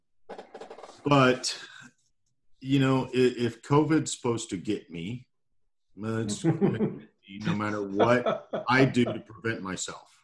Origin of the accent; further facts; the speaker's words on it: Louisiana, United States; I am from Louisiana